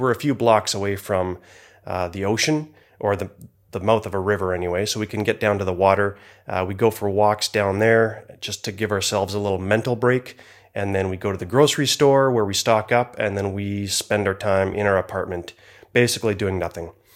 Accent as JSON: {"language": "English", "country": "Canada", "said": "I am from Canada"}